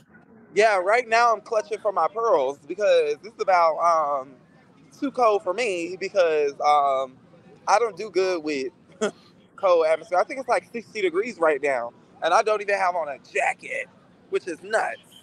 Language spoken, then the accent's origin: English; Fort Lauderdale, Florida, United States; now in Jacksonville, United States; I am from Fort Lauderdale, Florida